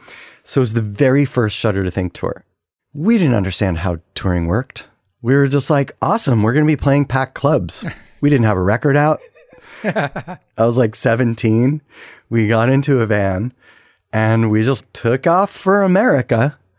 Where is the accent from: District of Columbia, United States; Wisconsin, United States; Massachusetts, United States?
District of Columbia, United States; Washington; We're from the East Coast and from DC.